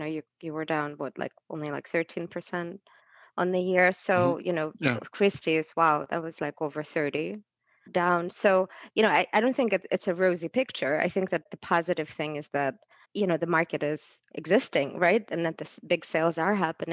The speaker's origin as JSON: {"language": "English", "region": "Saint Petersburg", "country": "Russia", "tie": "born or raised there", "moved": "yes", "lives_now": "United States", "said": "in my childhood, I grew up in Leningrad, St. Petersburg now"}